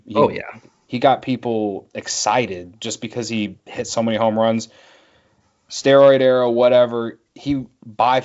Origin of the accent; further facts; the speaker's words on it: downstate Illinois, United States; I'm from downstate, so I grew up in Cardinal country